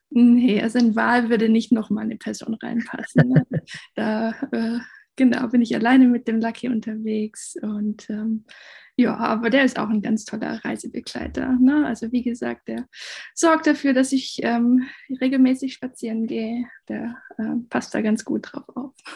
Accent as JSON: {"language": "German", "area": "Black Forest", "region": "Baden-Württemberg", "country": "Germany", "also_born_or_lived": "Asia / China", "said": "ich komme aus dem Schwarzwald, bin Halbspanierin"}